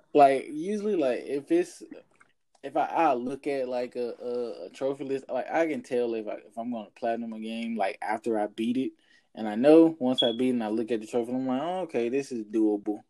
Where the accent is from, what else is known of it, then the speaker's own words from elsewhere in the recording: Jackson, Mississippi, United States; now in Houston, United States; my hometown, like little old Jackson, Mississippi